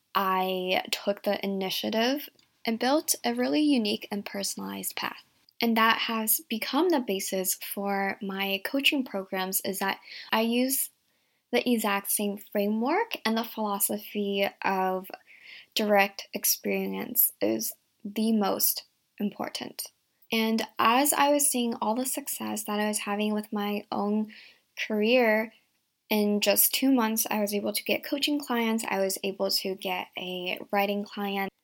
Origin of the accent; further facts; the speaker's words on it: Virginia, United States; also born or lived in Shanghai, China / San Francisco, United States; grew up in a small town in Virginia